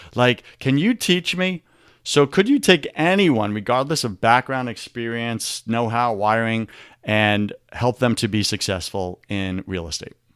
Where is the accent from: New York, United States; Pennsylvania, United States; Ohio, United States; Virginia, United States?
New York, United States; Long Island; I grew up in New York, you know, and in New York, I remember on Long Island